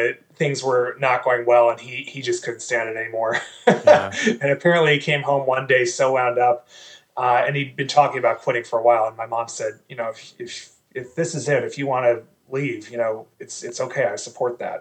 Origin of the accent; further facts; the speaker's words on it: Milwaukee, Wisconsin, United States; So I was born in Milwaukee, Wisconsin, and that's where I grew up.